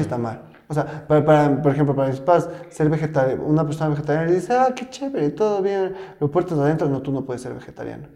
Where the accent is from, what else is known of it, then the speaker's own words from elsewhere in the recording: Ecuador; tenemos mucho como ecuatorianos